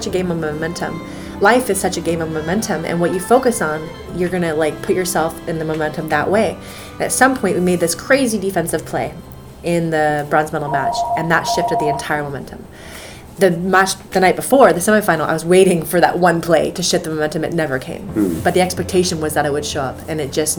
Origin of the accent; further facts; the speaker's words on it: United States; I am an American